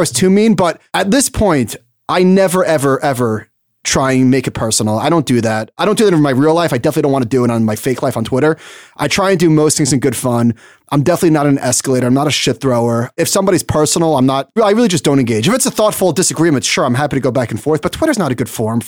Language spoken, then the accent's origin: English; Merrick, New York, United States; going back to Merrick, my hometown